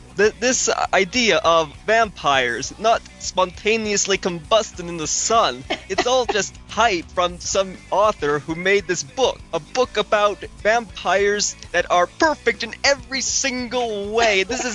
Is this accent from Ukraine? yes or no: no; Canada; because I am Canadian